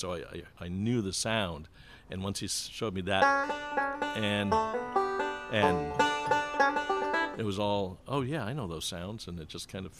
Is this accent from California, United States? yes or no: no; Syracuse, New York, United States; and I grew up in Syracuse, and my dad taught at Syracuse University